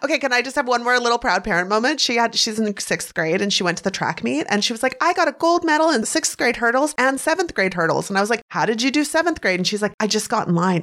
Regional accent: Canada; I'm Canadian

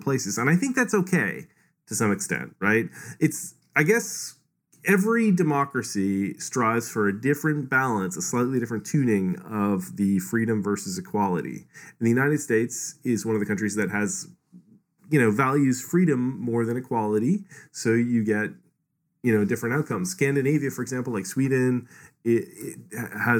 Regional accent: Canada; I'm from Canada, which I would say tilts more towards equality

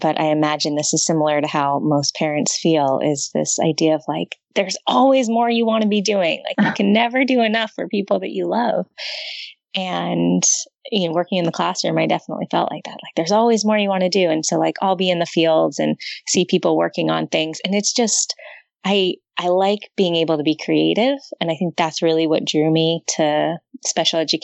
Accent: Los Angeles, California, United States; I grew up in Southern California in LA area, in the valley

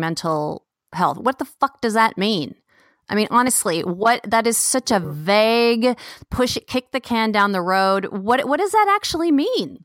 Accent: Bay Area, California, United States; moved away; I'm from the Bay Area

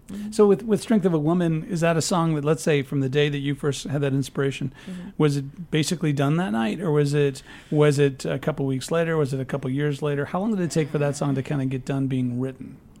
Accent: Peoria, Illinois, United States; moved away as an adult; I'm from Peoria.

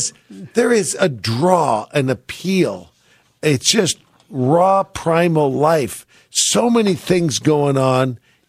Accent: England, United Kingdom; Trying to steal the Falkland Islands from my home country, England.

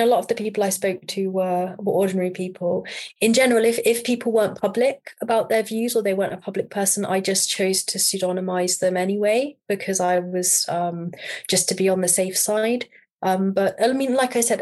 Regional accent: United Kingdom; I'm British.

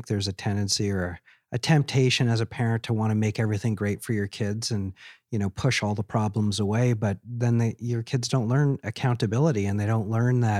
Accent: Seattle, Washington, United States; born there; I'm a dual citizen. I was born in Seattle, Washington.

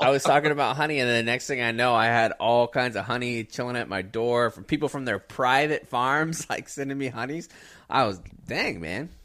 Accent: Pensacola and Jacksonville, Florida, United States; now in Texas, United States; I grew up in Pensacola and Jacksonville where you were twenty minutes to the beach at the most.

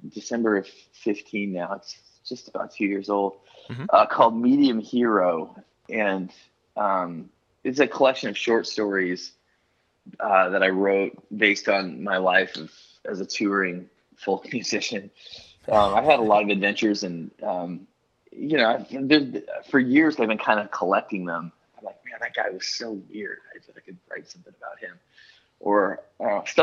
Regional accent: Idaho, United States; moved away as an adult; also born or lived in Seattle area, Washington; now in Nashville, United States; I've lived in Nashville for 10 years, but I grew up in Idaho

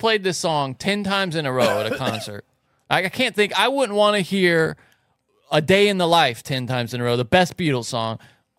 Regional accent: the South, United States; growing up in the South.

